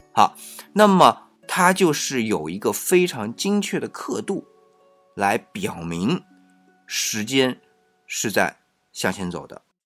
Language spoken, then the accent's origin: Chinese; China; 我们作为中国人